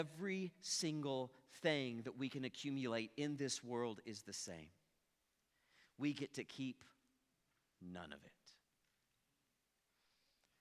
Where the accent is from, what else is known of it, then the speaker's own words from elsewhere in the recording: Ponca City, Oklahoma, United States; moved away; I'm originally from Ponca City, and if you've ever been to Ponca City, you know there's not a lot there.